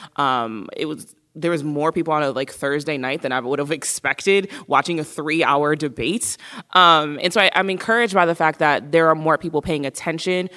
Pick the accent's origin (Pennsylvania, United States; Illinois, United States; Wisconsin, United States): Wisconsin, United States; Milwaukee; I'm born and raised in Milwaukee